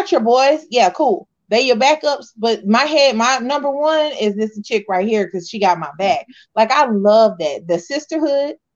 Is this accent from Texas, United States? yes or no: yes; Texas, United States; I'm a Texan and I, I don't sound yeah. like that.